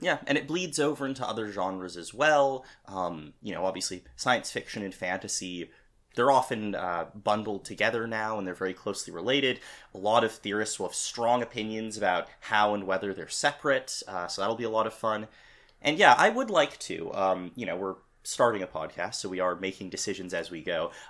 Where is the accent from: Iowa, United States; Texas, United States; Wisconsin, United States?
Wisconsin, United States; Madison; University of Wisconsin at Madison, which is also my hometown